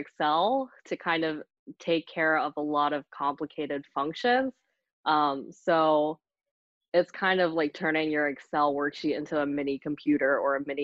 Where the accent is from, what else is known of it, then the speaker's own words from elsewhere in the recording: Hummelstown, Pennsylvania, United States; also born or lived in Vietnam (parents); now in Lancaster, United States; I grew up just right outside of Hershey in Hummelstown, PA.